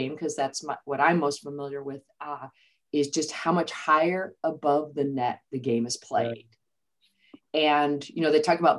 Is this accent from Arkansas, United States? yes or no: no; just outside Chicago, Illinois, United States; moved away as an adult; also born or lived in West Lafayette, Indiana / Ames, Iowa / Florida; I'm from originally just outside Chicago